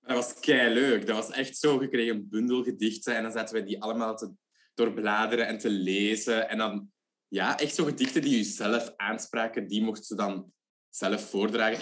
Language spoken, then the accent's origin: Dutch; Leuven, Flanders, Belgium; ik ben ook van Leuven